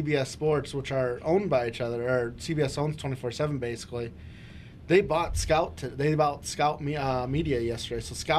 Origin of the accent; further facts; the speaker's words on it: Iowa, United States; Growing up in Northwest Iowa, Vanderboom is like a normal name for me.